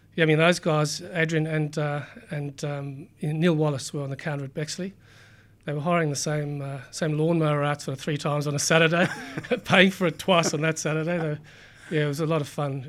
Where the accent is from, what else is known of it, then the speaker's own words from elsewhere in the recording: South Africa; moved away as an adult; also born or lived in Cape Town / United Kingdom; now in Sydney, Australia; I grew up in South Africa, um, went through school there, did uni, um, went to University of Cape Town